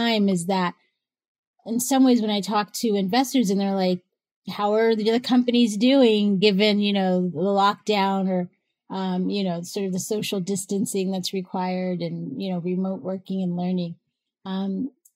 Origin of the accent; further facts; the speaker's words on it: Northern California, United States; I'm from Northern California